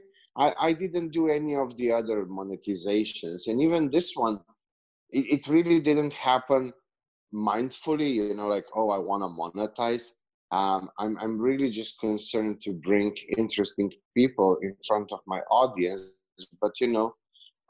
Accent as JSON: {"language": "English", "country": "Slovenia", "accent": "Eastern European", "second_language": "English", "moved": "as an adult", "lives_now": "Serbia", "said": "I'm from Slovenia. I moved to Serbia 3 years ago"}